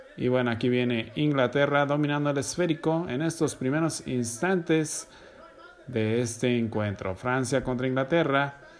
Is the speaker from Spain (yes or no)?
no; Mexico; A mí como mexicano